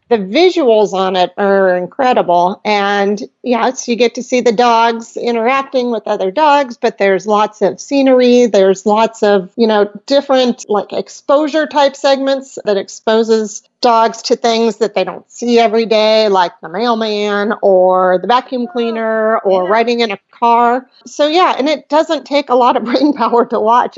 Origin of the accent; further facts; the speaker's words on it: Rockford, Illinois, United States; moved away; I lived in Rockford, Illinois